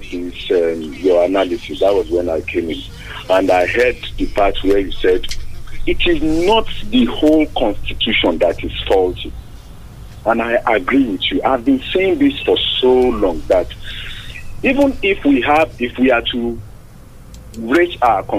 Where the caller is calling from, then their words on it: Abeokuta, Ogun State, Nigeria; calling from Abeokuta.